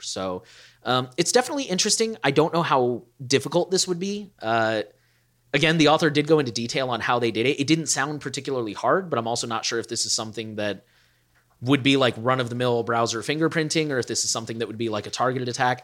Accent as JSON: {"language": "English", "country": "United States", "said": "as an American"}